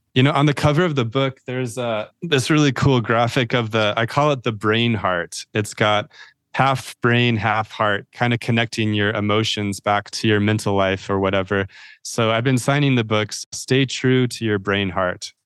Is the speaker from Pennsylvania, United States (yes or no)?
no; Idaho, United States; I'm from Idaho, I think people think that I might be a Mormon or L D S faith